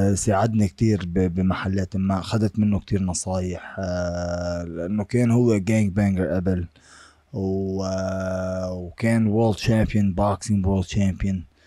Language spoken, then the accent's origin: Arabic; Lebanon; now in United States; العقلية اللي أنا طالع فيها من لبنان